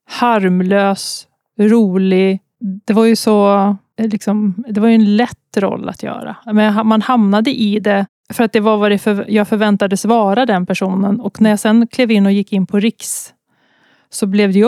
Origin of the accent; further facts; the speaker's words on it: Mariestad, Västra Götaland, Sweden; moved away as an adult; also born or lived in Gothenburg / Stockholm / Umeå; jag är från